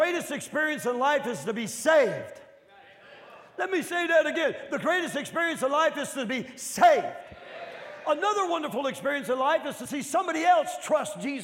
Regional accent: northern Midwest, United States; I'm from the north, and I'm from the Midwest northern part

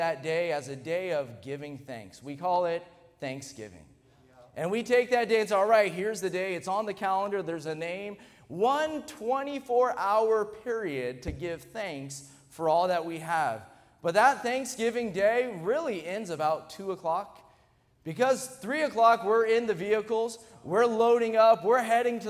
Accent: United States; we're an American

